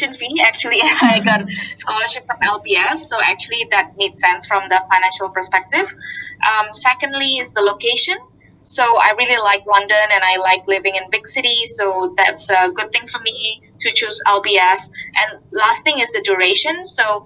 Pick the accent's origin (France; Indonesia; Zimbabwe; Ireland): Indonesia; moved away as an adult; also born or lived in Singapore / United States / Switzerland; I come from Indonesia and I studied in Singapore